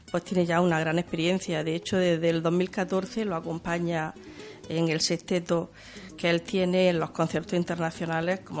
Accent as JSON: {"language": "Spanish", "country": "Spain", "said": "si hago esto fuera de España, ...porque no lo voy a hacer en mi tierra?"}